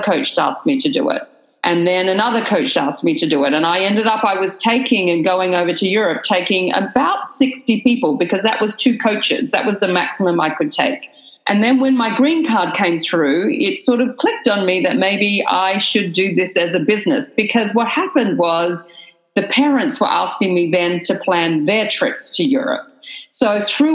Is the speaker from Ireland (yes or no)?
no; Australia; moved away as an adult; now in United States; I moved from Australia on my husband's work visa